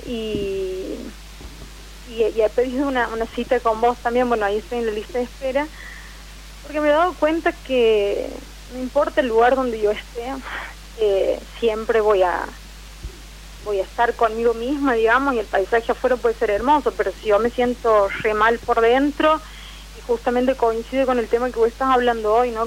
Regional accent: Santiago del Estero, Argentina; now in Villa Carlos Paz, Argentina; Soy de Santiago del Estero, pero en estos momentos estoy viviendo en, Córdoba, Carlos Paz.

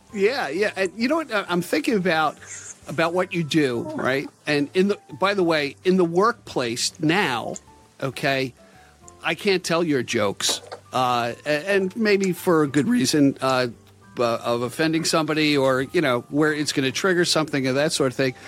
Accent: Long Island, New York, United States; I'm from Long Island.

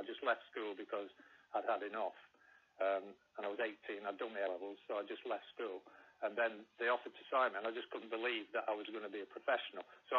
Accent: Heywood, North West England, United Kingdom; I'm not from Rochdale. I mean, I am from the town next to Rochdale, which is called Haywood.

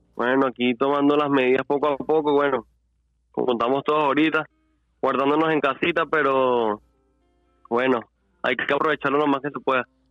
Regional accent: Los Teques, Miranda, Venezuela; soy directamente de Los Teques

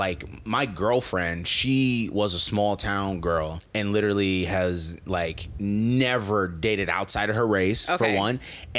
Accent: Omaha, Nebraska, United States; also born or lived in Baton Rouge, Louisiana; So I moved to Omaha when I was 7.

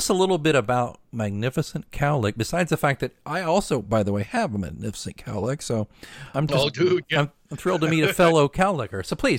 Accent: Oklahoma City, Oklahoma, United States; Dude, I'm from Oklahoma City.

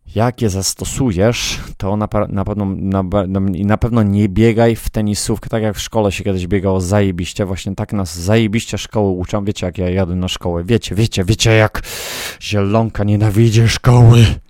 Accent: Poland; moved away; Ja z Polski jestem

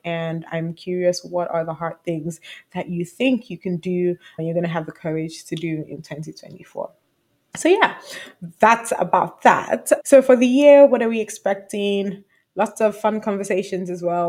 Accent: Nigeria; I'm Nigerian.

